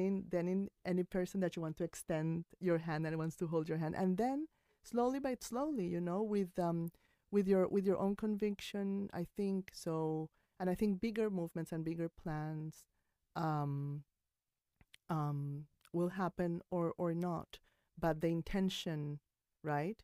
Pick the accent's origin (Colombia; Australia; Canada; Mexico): Colombia; now in New York, United States; I came from Colombia